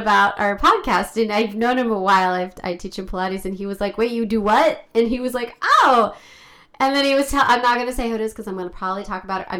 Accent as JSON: {"language": "English", "country": "United States", "said": "I'm Jewish and I have Israeli family, but I'm American."}